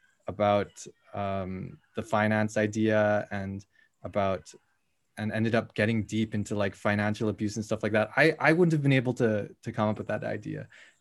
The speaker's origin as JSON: {"language": "English", "region": "rural Alberta", "country": "Canada", "tie": "born or raised there", "also_born_or_lived": "Philippines", "said": "I want to do a story about coming to Canada. I want to do a story about like growing up in rural Alberta as a Filipino."}